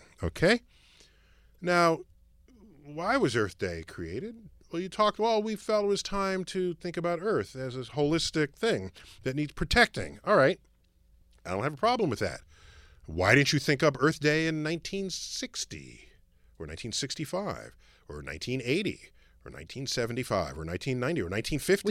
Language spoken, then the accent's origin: English; New York City, New York, United States; I'm from the Bronx